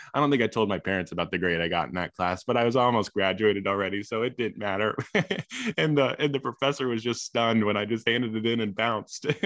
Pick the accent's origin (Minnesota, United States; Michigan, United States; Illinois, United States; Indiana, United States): Illinois, United States; I grew up in Illinois